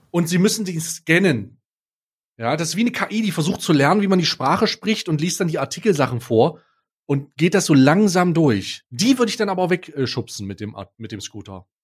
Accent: East Germany, Germany; ich als gebürtiger Ossi, ja, als langjähriges Mitglied der Osten, Ost, der Ossis und immer noch Ossi

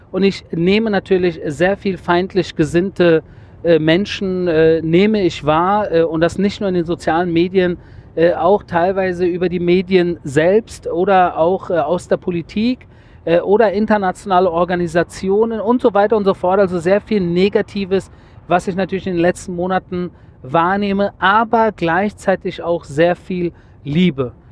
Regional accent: Germany; now in Israel; aus Israel mit Blick zurück in meine alte Heimat Deutschland

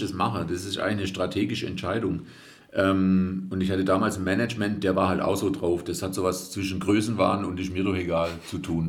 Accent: Reutlingen, Baden-Württemberg, Germany; accent: Swabian; Ich bin ja Schwabe, also ich bin ja damit aufgewachsen.

